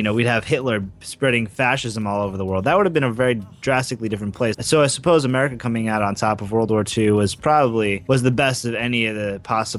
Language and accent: English; United States